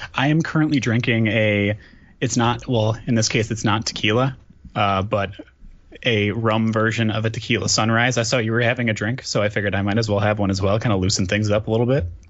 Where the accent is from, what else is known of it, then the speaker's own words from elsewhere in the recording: Waupun, Wisconsin, United States; now in Milwaukee, United States; born and raised in Wisconsin. I live in Milwaukee currently